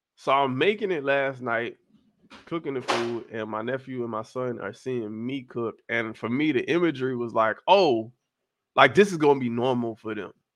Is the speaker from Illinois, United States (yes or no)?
no; South Florida, United States; I am not Caribbean. I'm just from South Florida.